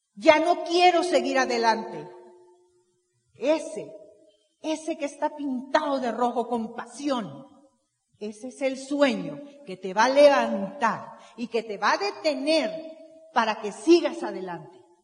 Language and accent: Spanish; Veracruz, Mexico; Yo nací en Veracruz